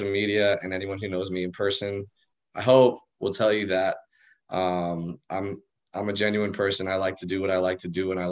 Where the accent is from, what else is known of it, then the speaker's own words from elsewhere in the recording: El Cerrito, California, United States; moved away as an adult; now in San Diego, United States; I was born and raised in El Cerrito